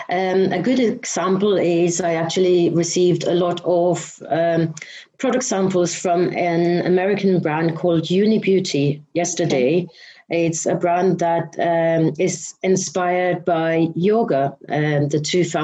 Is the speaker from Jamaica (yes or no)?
no; Denmark; now in London, United Kingdom; I'm originally from Denmark, but I have lived in the UK and mainly in London most of my life.